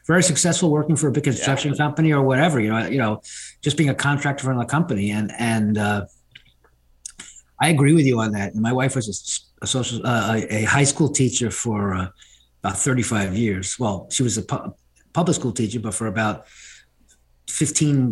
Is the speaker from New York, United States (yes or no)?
yes; New York City, New York, United States; I grew up in New York City